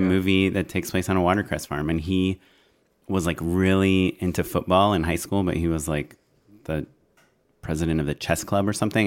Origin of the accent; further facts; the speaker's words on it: Yorba Linda, California, United States; my hometown is Orange County, in Orange County.